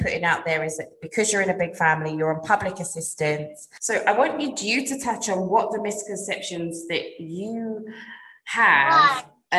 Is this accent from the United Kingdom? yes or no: yes; United Kingdom; obviously I'm British